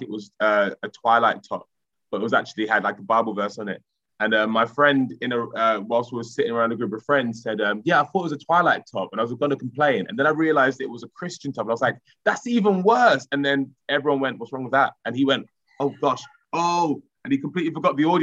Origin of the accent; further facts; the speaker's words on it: Romford, London, United Kingdom; where I grew up in Collier Row in Romford